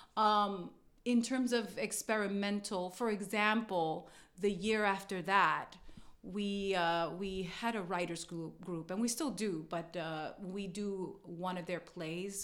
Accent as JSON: {"language": "English", "town": "New York City", "region": "New York", "country": "United States", "tie": "born or raised there", "said": "I was born in Brooklyn."}